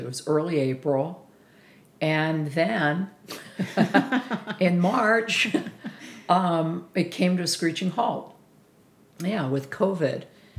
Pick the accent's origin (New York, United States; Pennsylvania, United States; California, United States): Pennsylvania, United States; as a kid, growing up in Pennsylvania